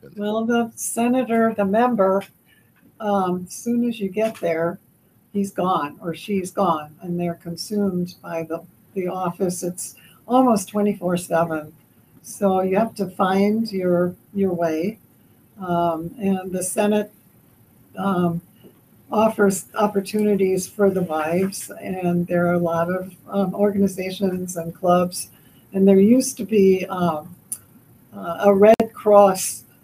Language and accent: English; the New York area, United States; moved away as an adult; also born or lived in Switzerland; now in Minnesota, United States; I actually was born in Switzerland and grew up in uh, the, in the New York area.